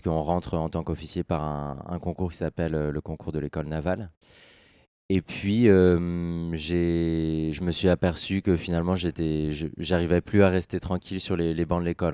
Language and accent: French; Orléans, Centre-Val de Loire, France; je suis né dans la Beauce